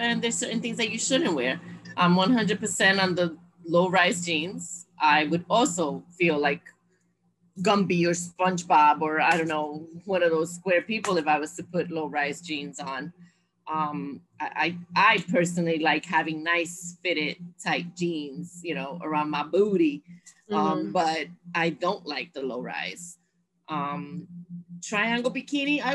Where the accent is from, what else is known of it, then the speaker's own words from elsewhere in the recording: New York, United States; I'm a diehard Orchard Beach girl. I grew up in Orchard Beach